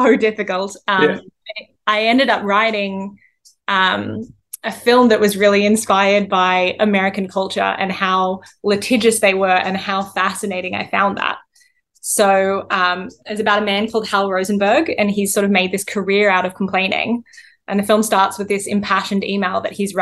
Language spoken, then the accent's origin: English; Central Coast, New South Wales, Australia; moved away as an adult; also born or lived in Wollongong / Miami / Sydney; local artists from my hometown